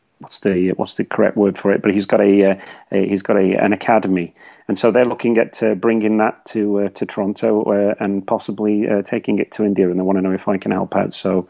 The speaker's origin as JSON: {"language": "English", "town": "Tipton", "region": "West Midlands", "country": "United Kingdom", "tie": "born or raised there", "moved": "yes", "lives_now": "Canada", "said": "I'm from the Midlands. And West Brom was about 2 miles away from where I grew up in Tipton."}